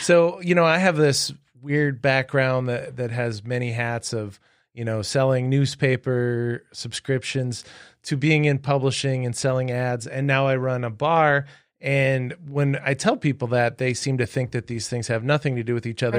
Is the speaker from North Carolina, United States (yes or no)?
no; Webster, South Dakota, United States; I grew up in Webster, South Dakota